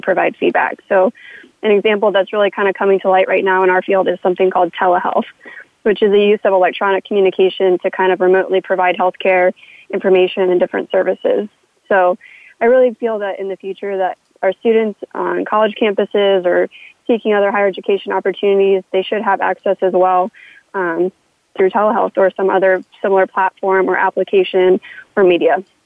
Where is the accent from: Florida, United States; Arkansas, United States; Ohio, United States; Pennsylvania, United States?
Florida, United States; Space Coast; moved away; I'm from the Space Coast where I could usually view all the launches from my bedroom window